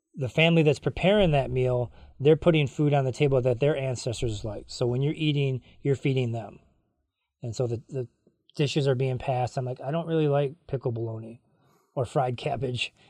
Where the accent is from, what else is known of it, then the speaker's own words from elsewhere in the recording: Cross Village, Michigan, United States; growing up in Cross Village, you know, going to these suppers with my mom and my grandma